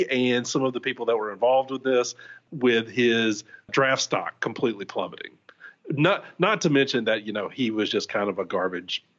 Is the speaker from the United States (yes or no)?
yes; Shreveport, Louisiana, United States; moved away; my hometown of Shreveport, Louisiana